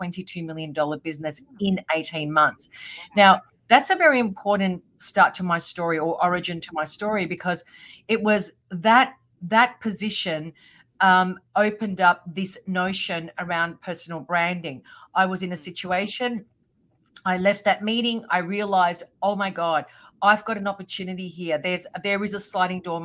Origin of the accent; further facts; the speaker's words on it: Australia; also born or lived in Melbourne; I'm from Australia and I live in Melbourne.